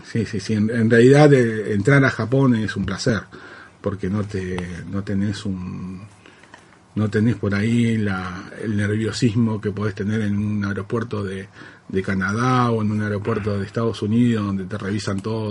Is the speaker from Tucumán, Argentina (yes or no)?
no; Santa Fe, Argentina; yo me siento netamente santafesino, pero tengo una parte que es netamente japonés y netamente de Okinawa, que es de donde viene mi familia